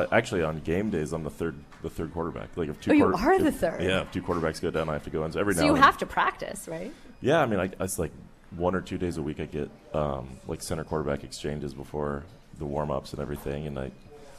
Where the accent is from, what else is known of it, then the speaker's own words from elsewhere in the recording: Albuquerque, New Mexico, United States; moved away as an adult; now in Pittsburgh, United States; But back home, I mean, I'm from Albuquerque, New Mexico.